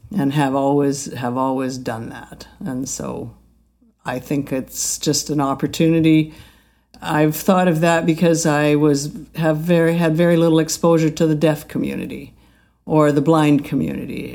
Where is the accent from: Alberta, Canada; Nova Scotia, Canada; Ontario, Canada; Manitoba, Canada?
Alberta, Canada; I grew up in Alberta where there was an Indian reservation down the beach